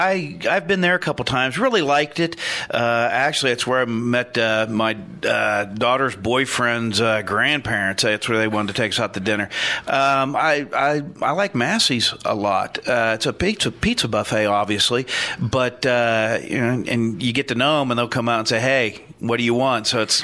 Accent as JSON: {"language": "English", "region": "West Virginia", "country": "United States", "moved": "yes", "lives_now": "Ohio, United States", "said": "I'm from West Virginia"}